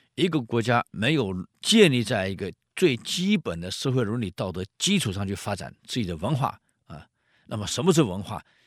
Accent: Taiwan; 我们台湾

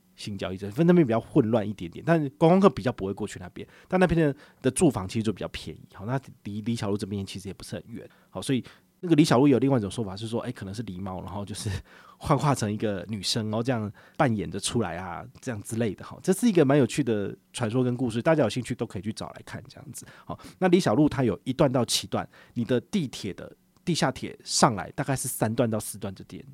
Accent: Taiwan; 知道我们是台湾人

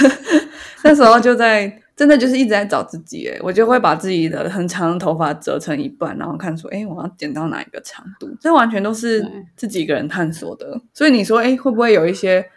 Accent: Taiwan; 我身为台湾人

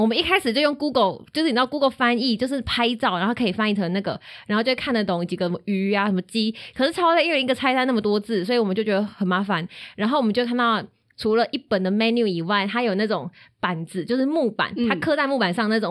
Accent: Taiwan; 我是台湾人，我回家这样子

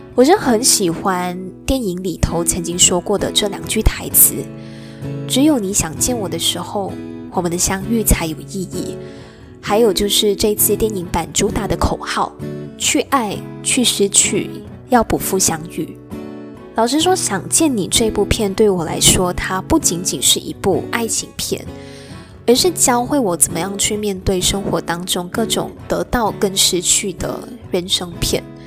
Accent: George Town, Penang, Malaysia; moved away as an adult; 这也是我从出生以来第一次没有在我的家乡槟城

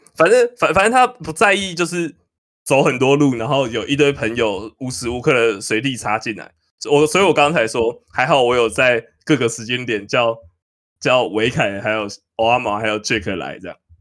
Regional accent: New Taipei, Taiwan; 我是新北人

